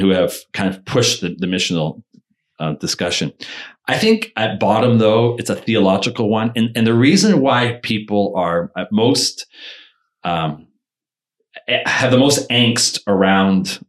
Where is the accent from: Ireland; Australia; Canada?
Canada